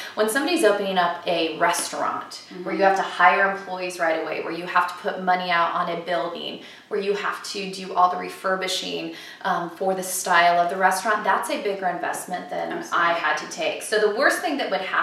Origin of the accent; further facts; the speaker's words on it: California, United States; moved away as an adult; also born or lived in South Carolina; I grew up in California, I have a lot of family on the East Coast